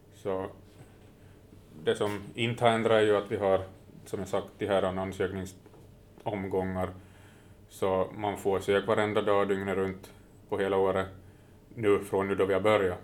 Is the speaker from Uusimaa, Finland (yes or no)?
no; Närpes, Ostrobothnia, Finland; jag är från Närpes